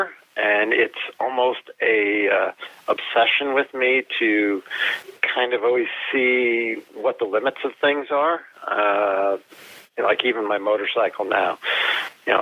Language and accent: English; Union, New Jersey, United States; I grew up in New Jersey